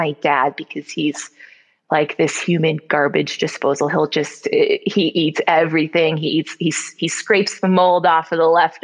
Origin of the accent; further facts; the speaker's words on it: Glenview, Illinois, United States; our first house that I grew up in Glenview